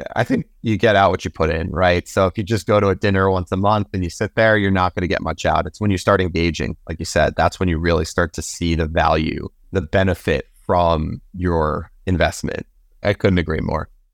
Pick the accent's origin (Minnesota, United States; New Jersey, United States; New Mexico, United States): New Jersey, United States; my home state of New Jersey